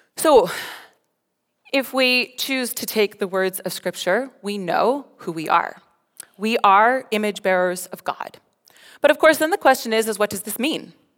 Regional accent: Colorado, United States; moved away as an adult; also born or lived in Ontario, Canada; now in Alberta, Canada; I'm from Colorado

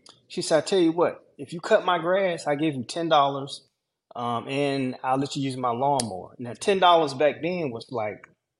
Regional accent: Georgia, United States; I'm from Georgia.

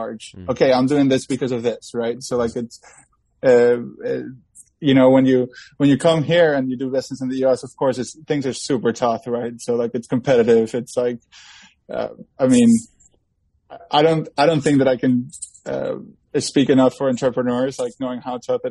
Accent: Ecuador; now in California, United States; growing up in agriculture and growing up in Ecuador and then spending over like, you know, half of my life here in California

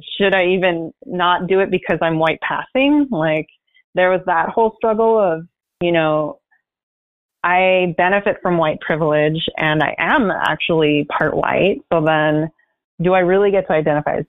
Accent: San Gabriel Valley, California, United States; I grew up in the San Gabriel Valley

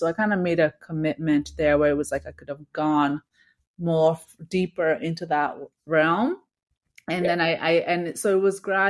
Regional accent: Victoria, British Columbia, Canada; So I grew up in Victoria, and then when I moved to Toronto for school, I had to study at U of T.

